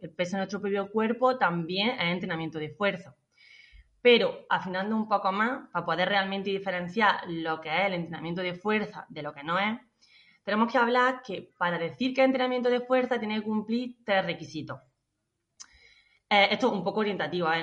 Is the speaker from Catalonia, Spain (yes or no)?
no; La Carolina, Andalusia, Spain; soy de la Carolina, de un pueblo de Jaén